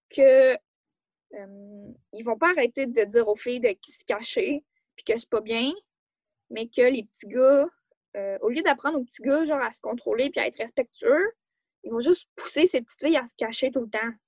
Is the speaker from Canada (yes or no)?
yes; Quebec, Canada; je suis née au Québec